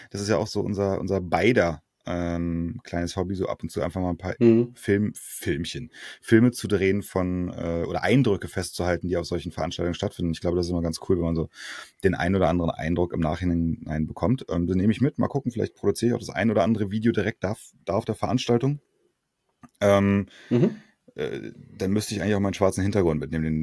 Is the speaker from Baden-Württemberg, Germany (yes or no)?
no; Berlin, Germany; Ja, geboren und aufgewachsen in Berlin, die ersten 20 Jahre meines Lebens.